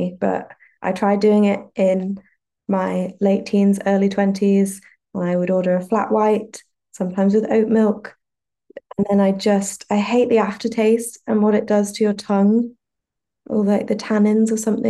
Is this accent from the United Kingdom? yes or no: yes; Yorkshire and the Humber, United Kingdom; But I'm also from Yorkshire and we make the best tea